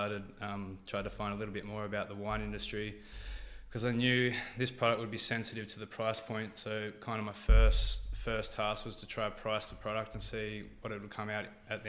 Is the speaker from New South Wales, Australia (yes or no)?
yes; Port Macquarie, New South Wales, Australia; moved away as an adult; also born or lived in Wauchope, New South Wales; now in Wollongong, Australia; I grew up in Port Macquarie. I actually went to high school in a small town near there called Warhope.